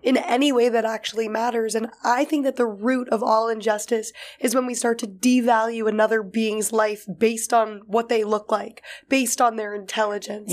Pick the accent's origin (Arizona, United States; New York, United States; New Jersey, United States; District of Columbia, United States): New York, United States; New York City; growing up in New York City